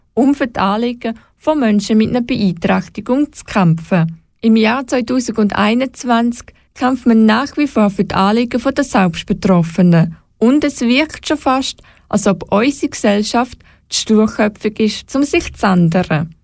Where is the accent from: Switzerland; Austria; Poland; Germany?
Switzerland; bei uns in der Schweiz